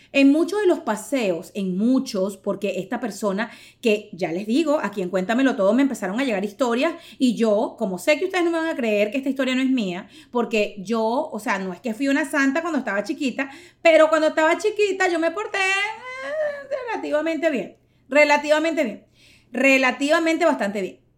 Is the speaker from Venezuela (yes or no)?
yes; Venezuela; yo soy venezolana